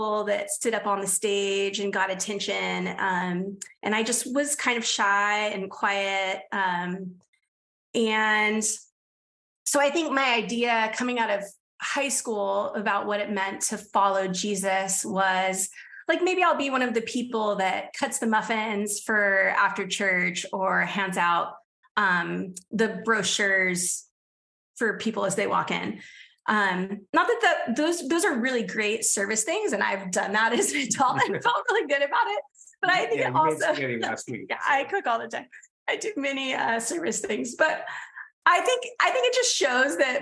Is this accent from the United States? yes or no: yes; San Diego, California, United States; I grew up in Southern California in San Diego